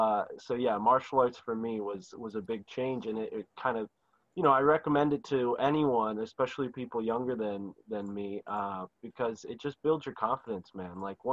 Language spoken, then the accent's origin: English; San Mateo, California, United States; Yeah, I grew up in San Mateo.